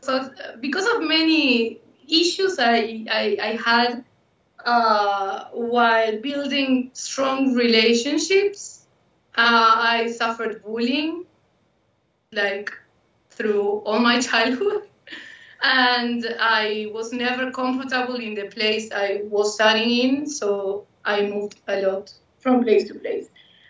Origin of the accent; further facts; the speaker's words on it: San Carlos, Maldonado, Uruguay; moved away; we all were born in Montevideo, but we moved since I was 5 years old to a small town in the province of Maldonado. That town is called San Carlos, and we lived there for 12 years, so it's like the place I grew up in, more or less.